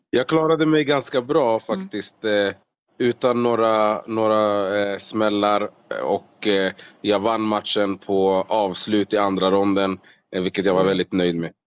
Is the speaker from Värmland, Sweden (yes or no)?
no; Solna, Stockholm County, Sweden; moved away as an adult; now in Las Vegas, United States; född och uppvuxen i eh, Solna i Stockholm.